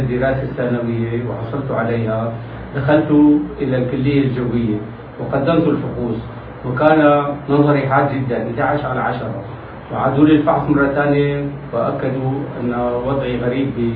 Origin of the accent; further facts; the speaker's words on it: Damascus, Damascus Governorate, Syria; من مواليد دمشق 1936